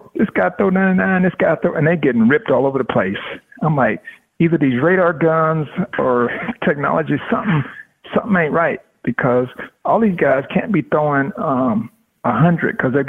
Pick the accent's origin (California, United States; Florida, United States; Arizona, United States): Florida, United States; Tampa; It was cool in the sense where I'm born and raised in Tampa, and so my family all got a chance to see me play